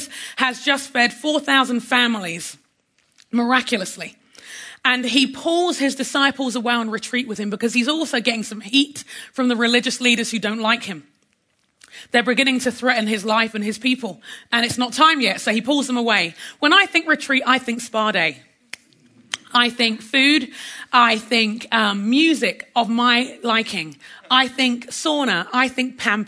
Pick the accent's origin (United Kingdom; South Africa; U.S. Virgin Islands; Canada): United Kingdom; London; now in United States; My heritage, I'm Nigerian by heritage. I'm a Londoner by birth. I live in America by passport